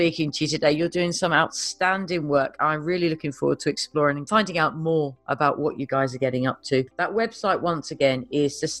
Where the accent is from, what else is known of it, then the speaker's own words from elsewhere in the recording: United Kingdom; moved away; I'm a Brit.